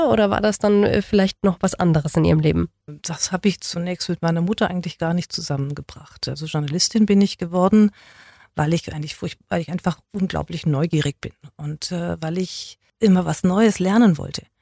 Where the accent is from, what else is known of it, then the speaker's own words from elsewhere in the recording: Baden-Württemberg, Germany; Ich bin zwar in Nollen geboren, aber ich habe Schwäbisch von meinen Nachbarskindern gelernt. Und zu Hause durfte ich es nicht sprechen. Das heißt, ich war wirklich zweisprachig.